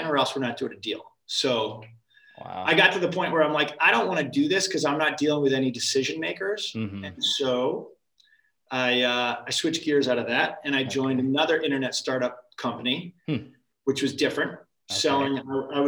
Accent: Connecticut, United States; moved away as an adult; also born or lived in Massachusetts; I grew up in Connecticut.

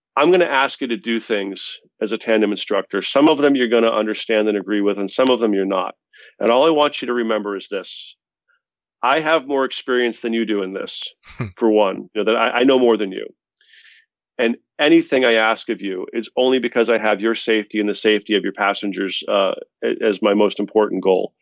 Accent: Boston, Massachusetts, United States; We're both from Boston

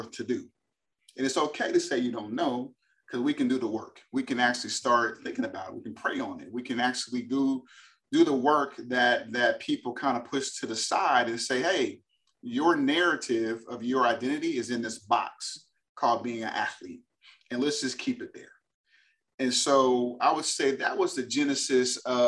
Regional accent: Berkeley, California, United States; moved away as an adult; also born or lived in Boston, Massachusetts; now in Texas, United States; born and raised in Berkeley, California. California kid living in Texas

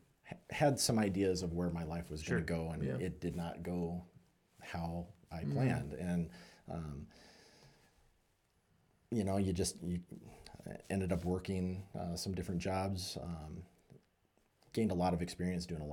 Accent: Billings, Montana, United States; I was born and raised in Billings. Graduated from Billings Senior High

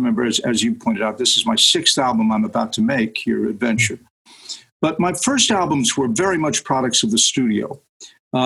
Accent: Nyack, New York, United States; my hometown of Nyack, New York

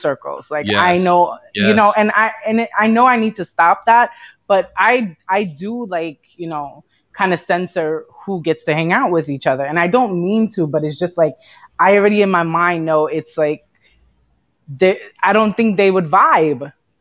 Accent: New York City, New York, United States; growing up in Brooklyn

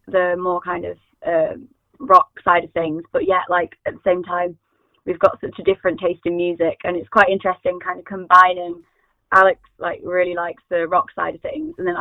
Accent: High Peak, East Midlands, United Kingdom; We're from High Peak

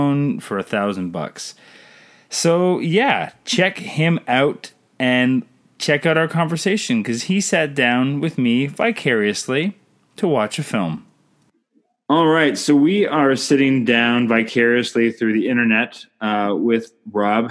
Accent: Canada; I'm Canadian filmmaker

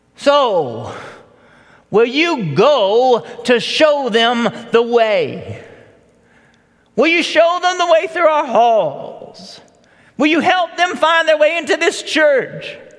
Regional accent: Marietta, Georgia, United States; also born or lived in Virginia Highlands, Atlanta; I was eight years old, and we had just moved into the Charlton Forge subdivision of, off Powder Springs Road. We moved there from Virginia Highlands, like so many others who, who left Atlanta to come out here to the suburbs. For us, Marietta was the other side of a wall.

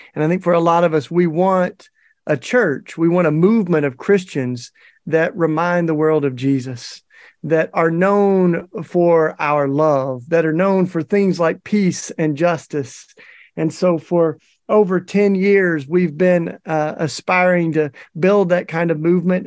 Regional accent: Tennessee, United States; in Tennessee, my home state

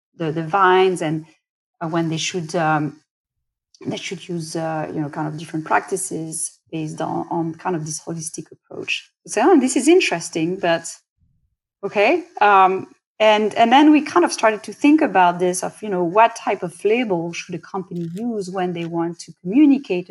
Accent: France; accent: French; English is a second language; moved away; I am French. You know, I from my accent, I can't hide it, can't change it.

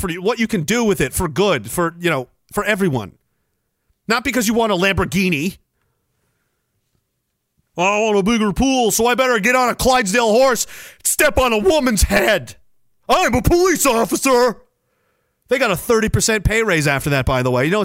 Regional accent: Canada; I'm a Canadian and I'm in fucking Canada

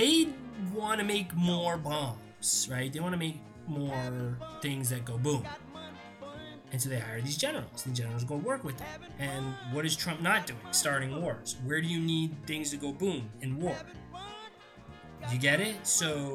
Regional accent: United States; I'm an American

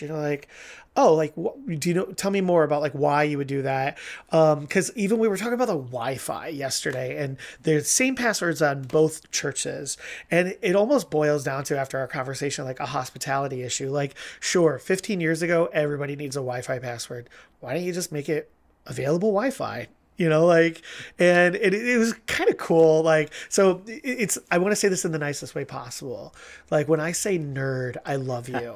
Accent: Ohio, United States; so I grew up in Ohio

